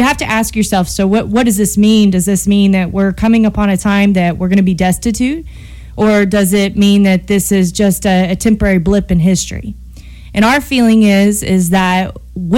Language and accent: English; United States; I am an American. I'm very proud to be an American